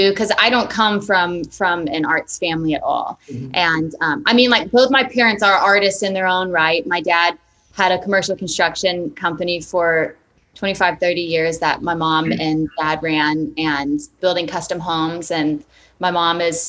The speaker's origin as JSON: {"language": "English", "town": "Shreveport", "region": "Louisiana", "country": "United States", "also_born_or_lived": "Astoria, Queens, New York City", "moved": "yes", "lives_now": "New York City, United States", "said": "I'm originally from Shreveport, Louisiana"}